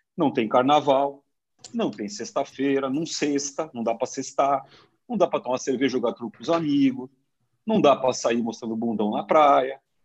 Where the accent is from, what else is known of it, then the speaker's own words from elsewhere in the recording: Brazil; eu sou brasileiro